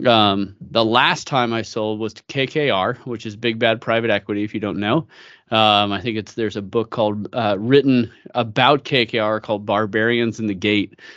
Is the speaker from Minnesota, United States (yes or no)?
no; San Francisco Bay Area, California, United States; moved away as an adult; now in Idaho, United States; I grew up in the San Francisco Bay Area